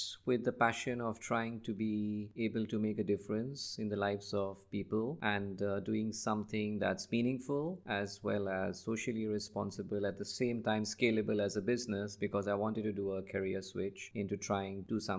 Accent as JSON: {"language": "English", "country": "Nigeria", "tie": "born or raised there", "said": "I grew up in Africa, West Africa, just like you. So I spent a lot of my formative years in Nigeria, and that's where I wanted to start and really make a difference"}